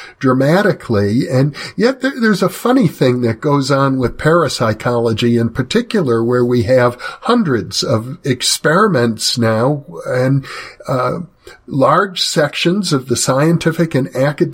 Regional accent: Wisconsin, United States; I grew up in Wisconsin where they had the Polar Bear Club every winter around New Year's Day.

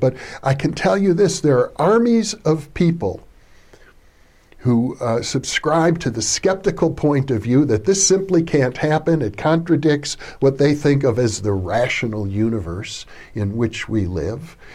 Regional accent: Wisconsin, United States; I grew up in Wisconsin in a small

